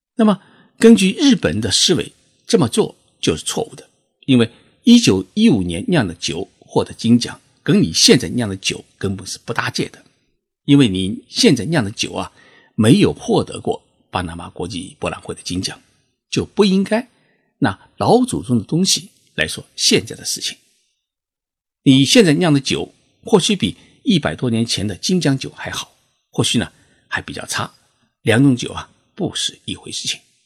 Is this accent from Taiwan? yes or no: no; China; 我们中国人